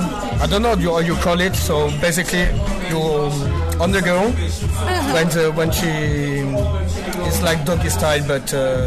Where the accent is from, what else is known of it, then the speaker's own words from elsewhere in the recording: Paris, Île-de-France, France; English is a second language; moved away; also born or lived in London; I was born in Paris, but I'm living in south of France.